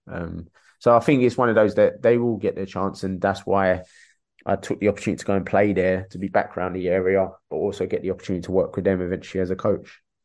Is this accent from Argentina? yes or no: no; London, United Kingdom; I grew up in Peckham, Dulwich down the road